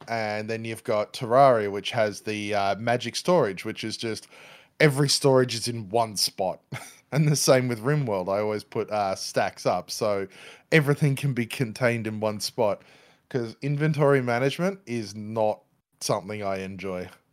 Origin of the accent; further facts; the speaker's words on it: Australia; I'm Australian